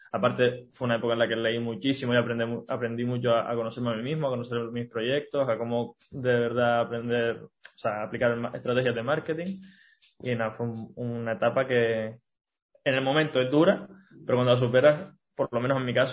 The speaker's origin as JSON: {"language": "Spanish", "region": "Canary Islands", "country": "Spain", "lives_now": "Barcelona, Spain", "said": "Como, vengo de Canarias, aquí en, Barcelona no, estoy acostumbrado"}